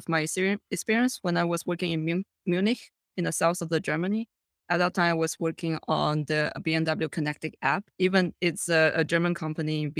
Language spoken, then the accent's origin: English; Taiwan; born or raised there; moved away as an adult; now in China